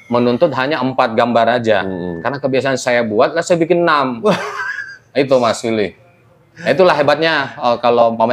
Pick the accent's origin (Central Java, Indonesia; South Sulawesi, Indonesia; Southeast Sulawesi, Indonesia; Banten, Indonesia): South Sulawesi, Indonesia; Makassar; Karena di tahunnya saya dari Makassar